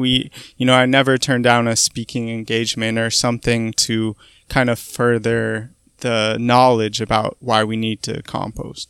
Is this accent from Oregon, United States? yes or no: yes; Portland, Oregon, United States; moved away as an adult; also born or lived in Boston; I'm originally from Portland, Oregon